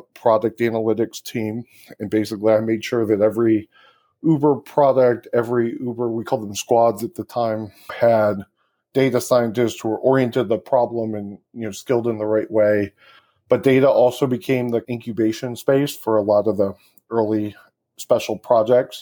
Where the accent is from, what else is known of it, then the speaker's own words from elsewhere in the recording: Michigan, United States; moved away as an adult; I grew up in Michigan.